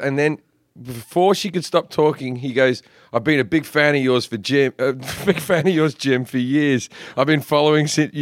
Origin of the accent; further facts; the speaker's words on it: Australia; moved away as an adult; now in United States; as an Australian who had been in the country for about 6 months